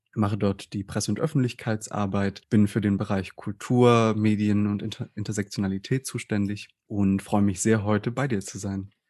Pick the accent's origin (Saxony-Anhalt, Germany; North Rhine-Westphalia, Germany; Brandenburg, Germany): Saxony-Anhalt, Germany; southern; ich bin ja in einer Kleinstadt aufgewachsen im Süden von Sachsen-Anhalt